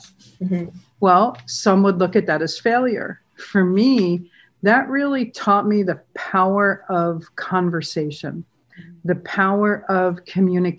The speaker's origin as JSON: {"language": "English", "town": "San Diego", "region": "California", "country": "United States", "tie": "born or raised there", "said": "I grew up in a beach town in San Diego. I grew up in Pacific Beach"}